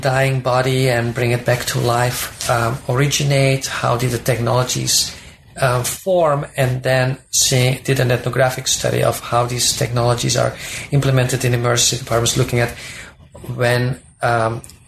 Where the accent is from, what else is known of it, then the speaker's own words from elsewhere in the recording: Belgium; moved away as an adult; also born or lived in Minnesota, United States; now in United States; I'm originally from Belgium, and I did my undergraduate degree in sociology there